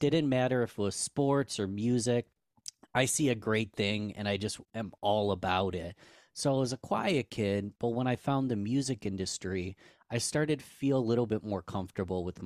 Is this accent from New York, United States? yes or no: yes; Rochester, New York, United States; I'm born and raised in Rochester, New York.